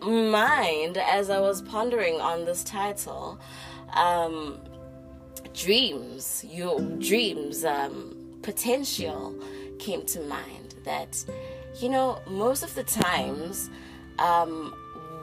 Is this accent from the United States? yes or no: no; South Africa; you are from my home country, SA